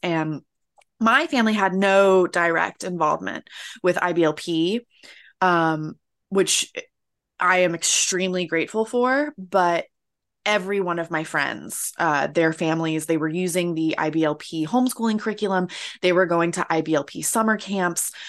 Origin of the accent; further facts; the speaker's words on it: Florida, United States; moved away; I'm American, uh, which I'm pretty sure you can tell right off the bat. Uh, and I'm from Florida